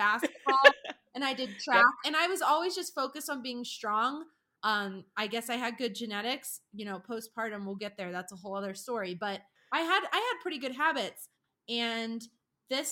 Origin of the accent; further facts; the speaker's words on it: Pennsylvania, United States; I was from Pennsylvania